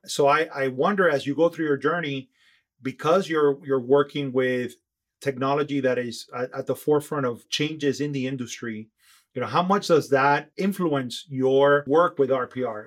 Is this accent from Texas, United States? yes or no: no; Miami, Florida, United States; we're from Miami